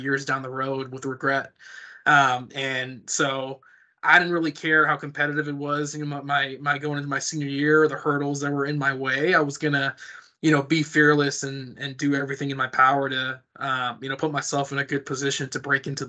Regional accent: San Jose, California, United States; moved away as an adult; also born or lived in Oregon; now in Houston, United States; I was born and raised in San Jose, California, out there in the Bay Area

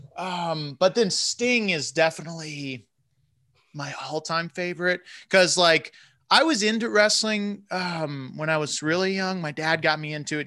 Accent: Central Florida, United States; moved away; I'm from Central Florida originally

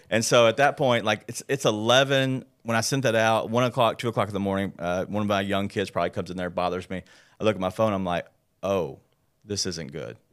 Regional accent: Memphis, Tennessee, United States; grew up here in Memphis, born

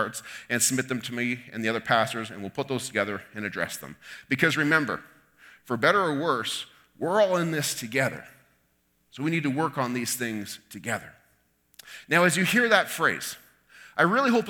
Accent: Canada; we feel within ourselves as Canadians

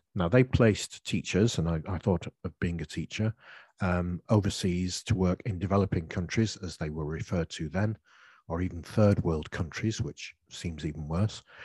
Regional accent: United Kingdom; accent: British English; as a British English speaker

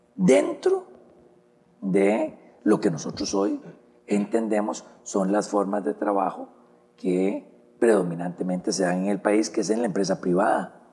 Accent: Costa Rica

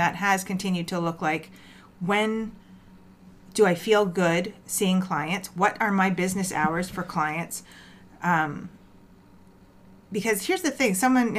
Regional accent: Toronto, Ontario, Canada; moved away as an adult; also born or lived in Ajax, Ontario; now in Mississauga, Canada; oh, where are you from? Scarborough. I've been here 15 years

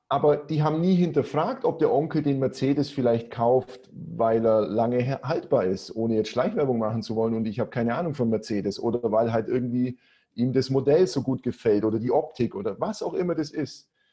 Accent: Augsburg, Bavaria, Germany; accent: Swabian; moved away as an adult; now in Cyprus; ich komme aus Augsburg, ne, auf Schwäbisch, Mai Bur

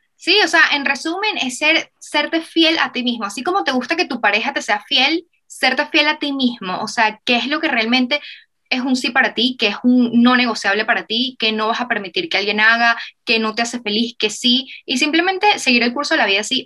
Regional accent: Venezuela; moved away; nosotros venimos de Venezuela, que era un país que estaba como que súper destruido

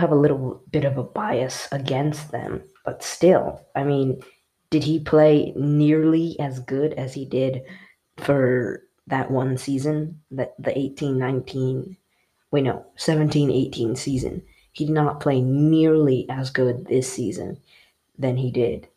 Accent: United States; you may hear my accent. I am American

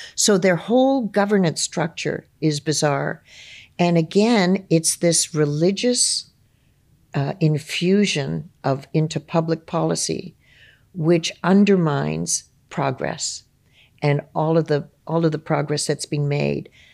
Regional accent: Ontario, Canada; for me growing up in Ontario

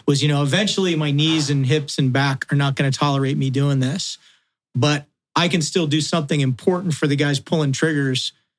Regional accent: Wales, United Kingdom; With corresponding leg length and, you know, body, you know, I'm a Welshman. We're built the way we're built, right?

